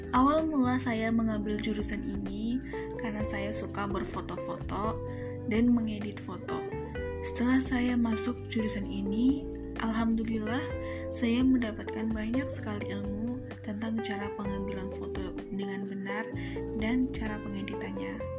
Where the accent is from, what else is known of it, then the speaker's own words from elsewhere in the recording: Cempaka village, Bumijawa district, Tegal Regency, Central Java, Indonesia; asal saya dari Desa Cempaka, Kecamatan Bumi Jawa, Kabupaten Tegal